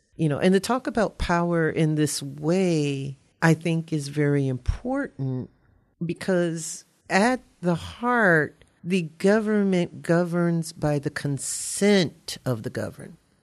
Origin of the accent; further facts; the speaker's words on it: Louisiana, United States; also born or lived in Ohio; now in Eau Claire, United States; I'm from Louisiana. We don't pronounce anything properly